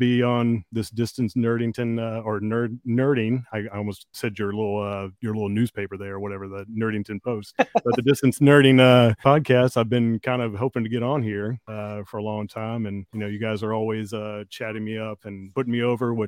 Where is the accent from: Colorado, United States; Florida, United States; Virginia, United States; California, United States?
Virginia, United States; Richmond; born or raised there